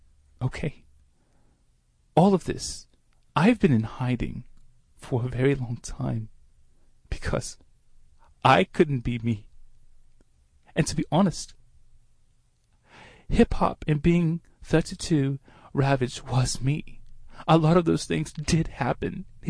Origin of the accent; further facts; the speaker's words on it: London, United Kingdom; born there; I was born on the East End of London.